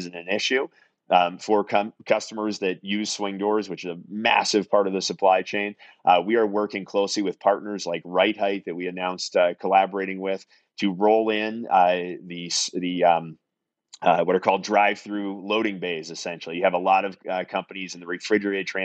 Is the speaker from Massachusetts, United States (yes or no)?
yes; Salem, Massachusetts, United States; also born or lived in northern New England; I'm originally from Salem, Massachusetts.